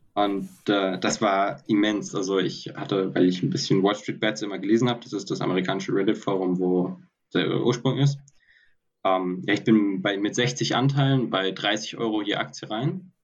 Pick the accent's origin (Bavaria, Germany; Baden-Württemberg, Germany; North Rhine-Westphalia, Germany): Baden-Württemberg, Germany; Heidelberg; moved away as an adult; now in Stuttgart, Germany; ich bin ursprünglich aus Heidelberg